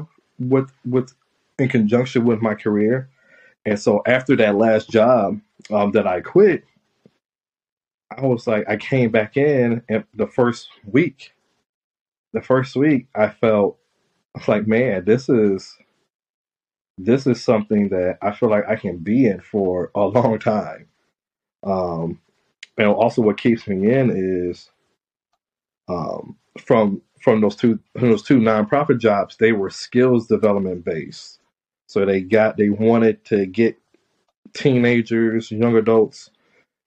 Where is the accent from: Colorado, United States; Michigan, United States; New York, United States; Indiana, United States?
Indiana, United States; South Bend; I'm from South Bend, Indiana